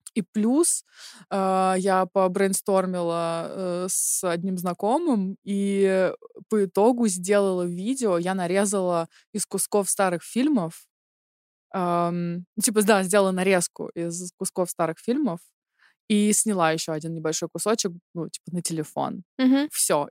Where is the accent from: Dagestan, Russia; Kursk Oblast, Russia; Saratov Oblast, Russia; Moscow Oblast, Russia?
Moscow Oblast, Russia; Chekhov; now in Germany; Я из Московской области, город Чехов